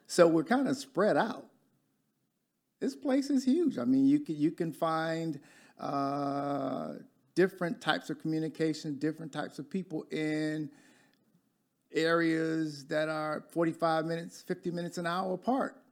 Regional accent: Detroit, Michigan, United States; accent: Michigander; moved away as an adult; now in Dallas, United States; I'm from Michigan, I've only been here five or six years, but I still talk as a Michigander

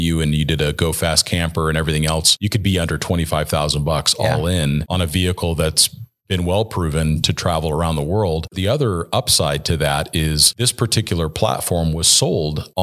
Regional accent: Southern California, United States; moved away; I grew up in Southern California

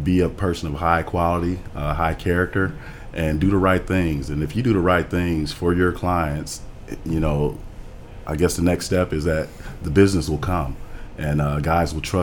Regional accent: Milwaukee, Wisconsin, United States; also born or lived in Chicago, Illinois; Born in Chicago, raised in Milwaukee, played basketball my whole life

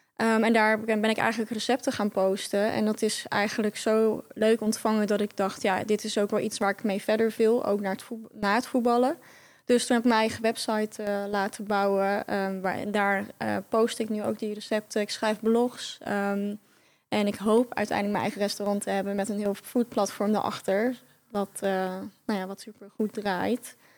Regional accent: Netherlands; moved away as an adult; also born or lived in Rotterdam; Ik kom uit Oost, oosten

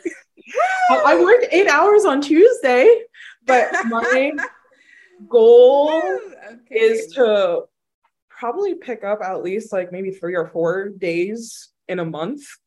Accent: New York, United States; moved away as an adult; also born or lived in Boston; now in Texas, United States; they moved to New York, so I grew up in New York

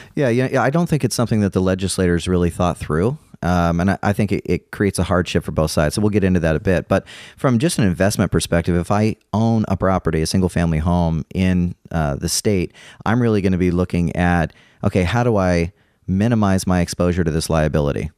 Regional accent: California, United States; moved away; I'm from California originally.

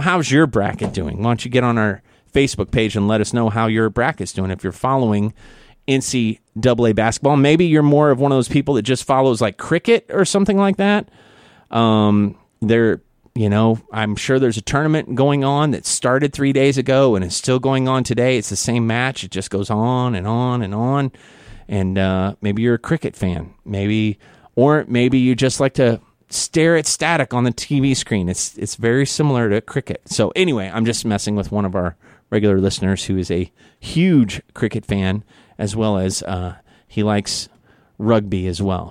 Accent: Missouri, Kansas area, Midwest, United States; now in Guam; I'm from Missouri, Kansas area

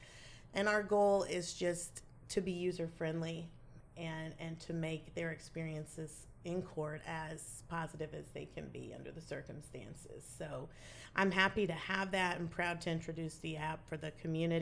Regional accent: Bond County, Illinois, United States; I grew up in Bond County with my family. I've lived here my entire

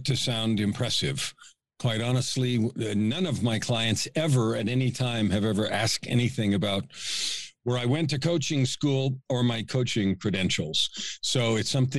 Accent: San Francisco, California, United States; moved away as an adult; now in Edmonton, Canada; I was born in San Francisco, raised in the San Francisco Bay Area. I'm a West Coast guy.

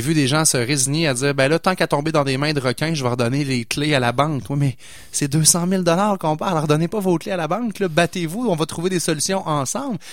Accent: Pointe-Sainte-Foy, Quebec, Canada; Mon grand-père a fondé la Caisse populaire où j'ai grandi dans Pointe-Sainte-Foy

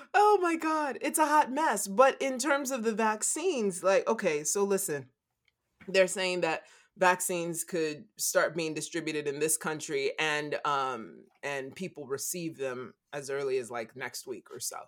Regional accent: United States; all of us born and raised in the United States of America

